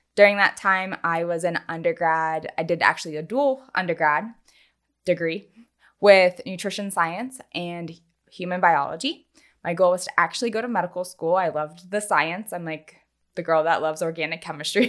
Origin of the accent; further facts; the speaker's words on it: North Carolina, United States; also born or lived in Los Angeles; now in Charleston, United States; originally from North Carolina, and we are so excited to be back in the South